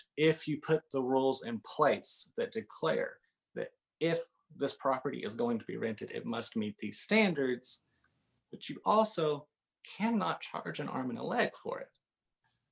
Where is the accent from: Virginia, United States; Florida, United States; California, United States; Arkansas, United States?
Arkansas, United States; Northeast; now in Siloam Springs, United States; I grew up in Northeast Arkansas, and so I grew up around agriculture and on livestock farming